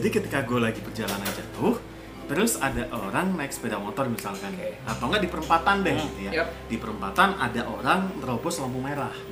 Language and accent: Indonesian; Java, Indonesia; accent: Javanese; lo mas matamu di mana dengan logat jawaku aku.